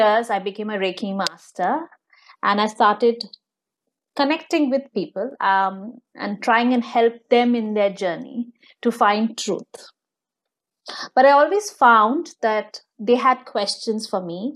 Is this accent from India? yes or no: yes; India; moved away; I come from India. I'm born and brought up there